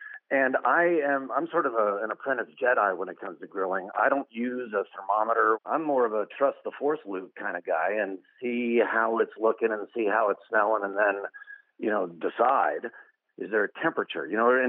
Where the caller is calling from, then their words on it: York, Pennsylvania, United States; York, Pennsylvania.